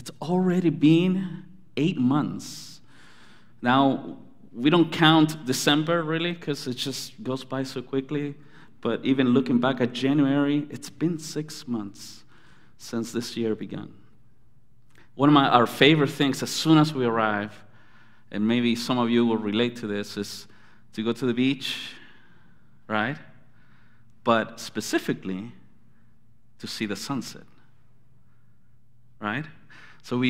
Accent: Anaheim, California, United States; When I grew up in Anaheim

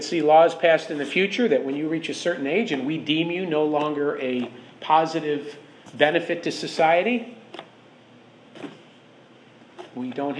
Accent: Chicago, Illinois, United States; I'm from Chicago

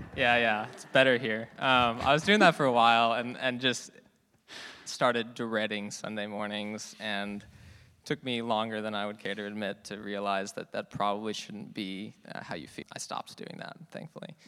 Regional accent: Fremont, California, United States; moved away as an adult; also born or lived in San Luis Obispo; now in Davis, United States; I'm from Fremont in the Bay Area

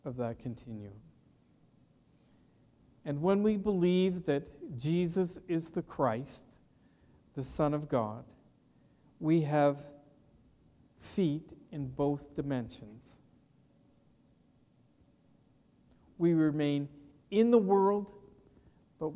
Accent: Petrolia, Ontario, Canada; growing up in Petroleum, Ontario, I delivered newspapers for a number of years

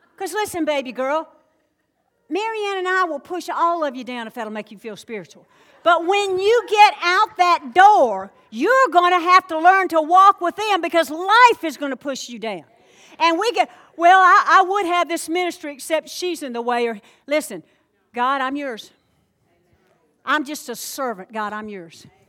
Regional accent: the South, United States; accent: Southern; I'm from the South

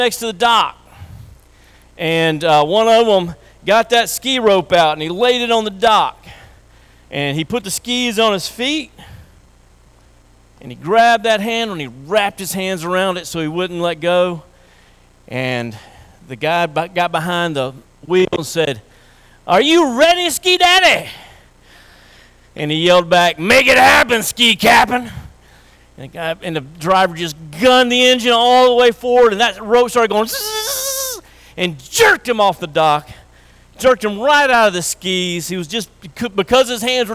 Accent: Tennessee, United States; I grew up in Tennessee

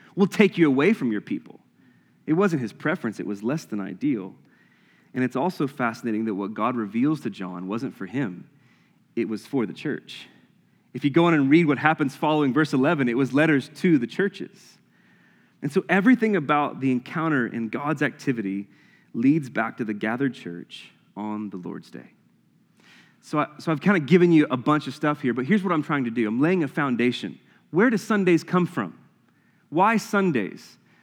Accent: the Bible Belt, the South, United States; growing up in the Bible Belt

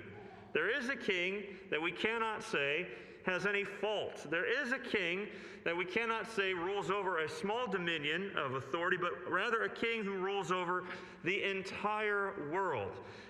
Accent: United States; from my limited understanding as an American

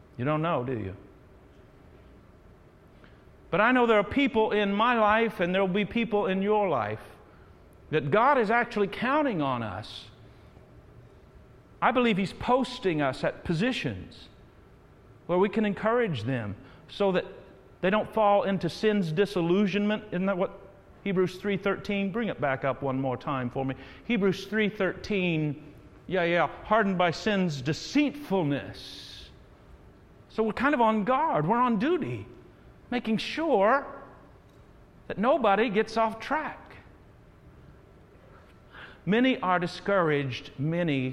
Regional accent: Terre Haute, Indiana, United States; Terre Haute. Got to give my shout out to my hometown

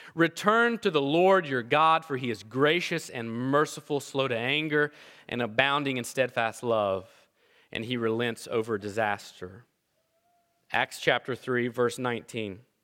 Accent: Appalachia, United States; growing up where I grew up in Appalachia

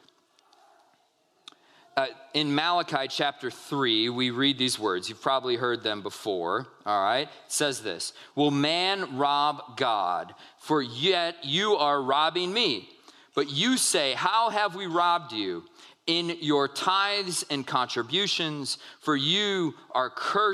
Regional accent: United States; we as American people

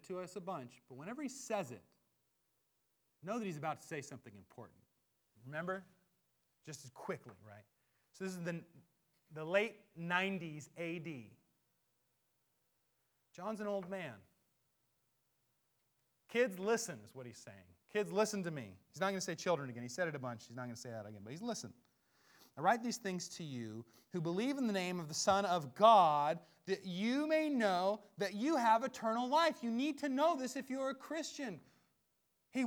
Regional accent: Seattle, Washington, United States; I'm just from Seattle

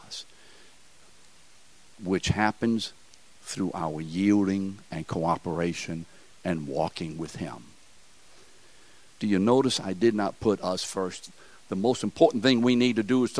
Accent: New Orleans, Louisiana, United States; We're from New Orleans. That's how we speak here.

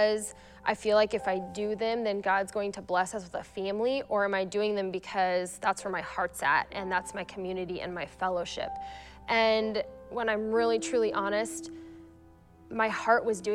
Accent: Kearney, United States; moved away as an adult; now in Aurora; I grew up in Kearney, Ifree, and in Kearney, and I moved to Aurora when I married my husband

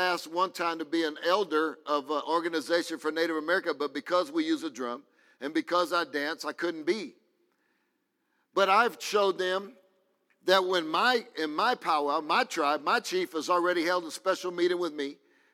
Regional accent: Crosby, Texas, United States; I come from Crosby, Texas, a little northeast of Houston

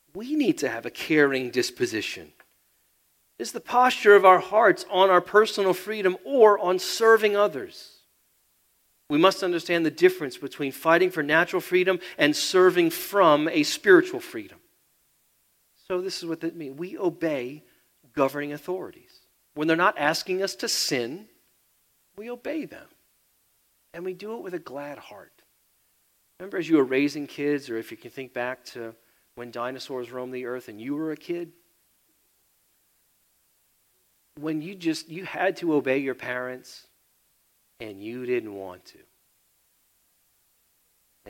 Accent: United States; I'm American

